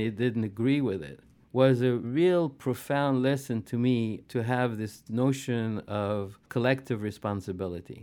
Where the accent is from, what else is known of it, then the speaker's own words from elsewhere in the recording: Algeria; moved away as an adult; now in United States; I grew up in Algeria during the War of Liberation.